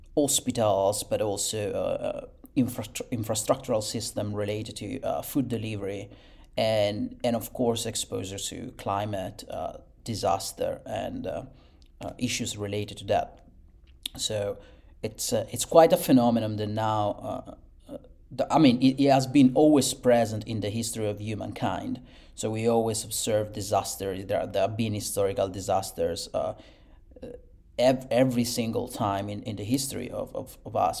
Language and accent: English; Italy; born and raised in Italy and, and bred over there.